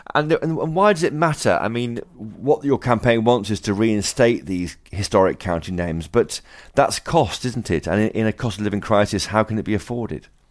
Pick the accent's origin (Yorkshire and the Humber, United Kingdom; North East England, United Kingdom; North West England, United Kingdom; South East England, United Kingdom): North West England, United Kingdom; Formby; I was born in Formby in Lancashire